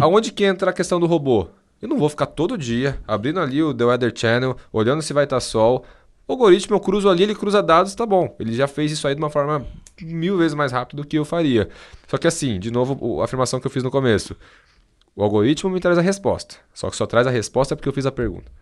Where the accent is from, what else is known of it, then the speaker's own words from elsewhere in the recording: Brazil; eu sou brasileiro